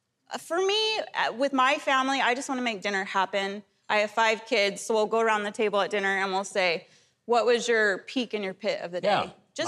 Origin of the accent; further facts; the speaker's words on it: Utah, United States; I'm from Utah